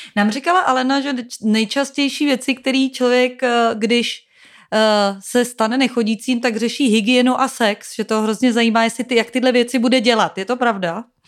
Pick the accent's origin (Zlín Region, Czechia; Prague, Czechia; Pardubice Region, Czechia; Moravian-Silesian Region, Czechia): Prague, Czechia; Já jsem z Prahy